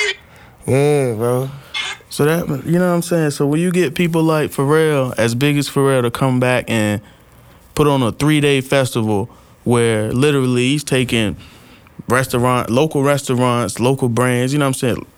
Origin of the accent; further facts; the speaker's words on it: Norfolk, Virginia, United States; I'm from Norfolk.